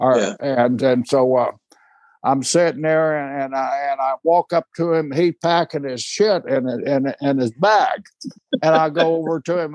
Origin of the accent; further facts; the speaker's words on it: Seminole, Oklahoma, United States; I was born in Seminole, Oklahoma